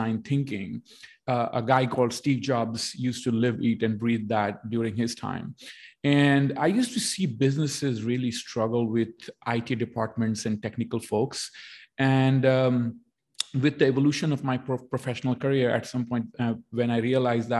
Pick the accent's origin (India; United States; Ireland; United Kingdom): India; moved away as an adult; now in Canada; I was born in India. I did my education in India, but almost my entire experience is in Canada.